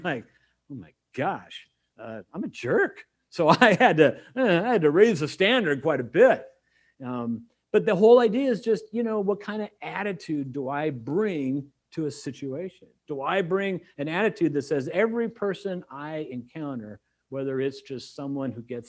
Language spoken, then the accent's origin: English; California, United States; I mean, I came from California.